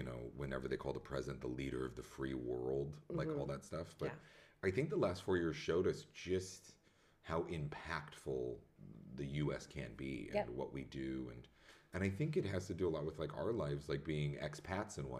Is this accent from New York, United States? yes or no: yes; New York City, New York, United States; moved away; as a New Yorker